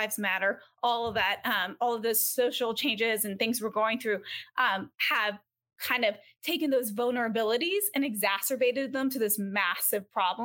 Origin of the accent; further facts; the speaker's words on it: Georgia, United States; now in California, United States; I live in California now. I'm from Georgia